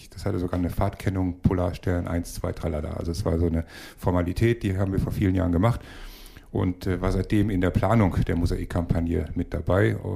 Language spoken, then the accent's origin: German; Cologne, North Rhine-Westphalia, Germany; also born or lived in Kiel; Ich bin kein Kieler, ich bin Sie, Kölner.